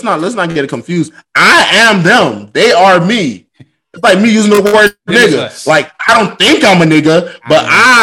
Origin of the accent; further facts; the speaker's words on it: Miami, Florida, United States; I grew up in Miami, Florida